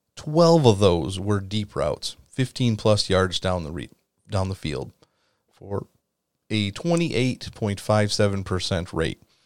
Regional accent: Wisconsin, United States; I am from Wisconsin, born and raised

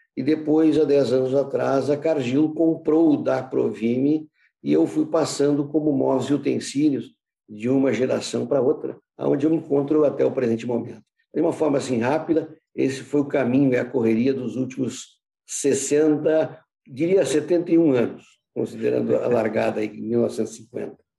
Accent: Porto Alegre, Rio Grande do Sul, Brazil; also born or lived in United States; eu sou porto-alegrense, nasci em 1950

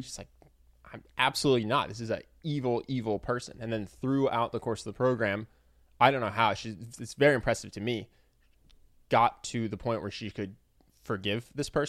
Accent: United States; as an American.

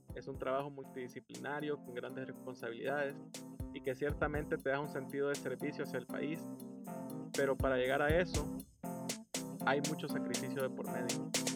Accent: El Salvador; todos los que fuimos, somos y seremos salvadoreños

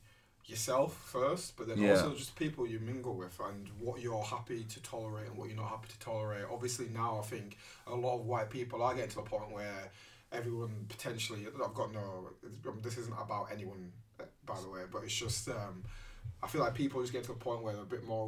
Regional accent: Nigeria; And I used to be like, oh, from Nigeria.

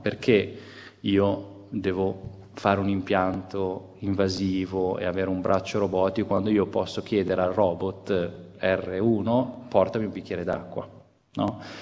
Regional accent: Genoa, Liguria, Italy; Io sono genovese

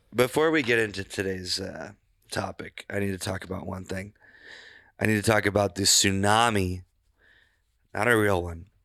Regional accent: Glenwood, United States; my hometown

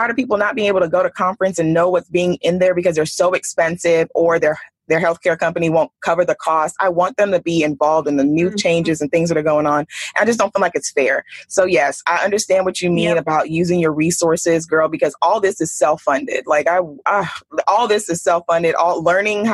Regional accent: Texas, United States; moved away as an adult; now in Bay Area, United States; I'm from Texas

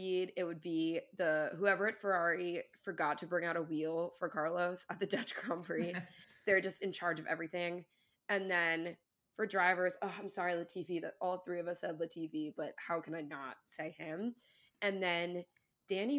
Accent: Ireland; I'm also Irish

